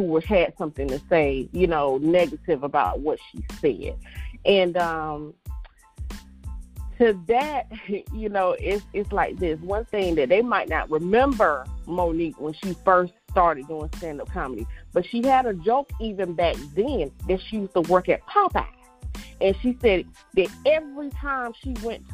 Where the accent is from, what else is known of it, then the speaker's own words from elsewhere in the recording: the South, United States; I'm from the South too, old school raised